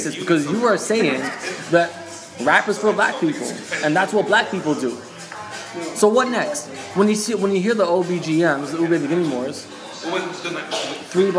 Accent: Canada; I live in a city where my parents weren't born. My grandparents weren't born. Nobody in my family was born but me.

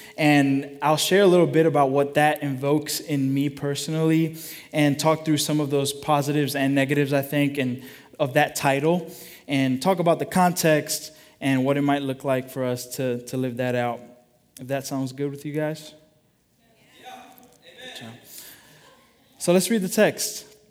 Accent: United States; as American followers of Jesus

